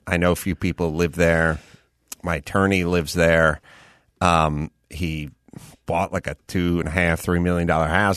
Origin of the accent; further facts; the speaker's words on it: United States; I grew up in America